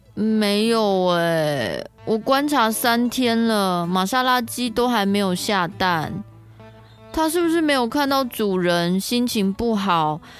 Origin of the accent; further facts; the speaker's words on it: Taiwan; 我们台湾人